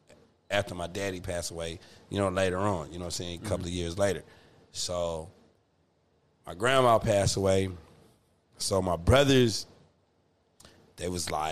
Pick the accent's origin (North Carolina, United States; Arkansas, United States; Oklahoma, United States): Oklahoma, United States; Atoka; It was my hometown growing up in Atoka, right? So I live with my grandmother.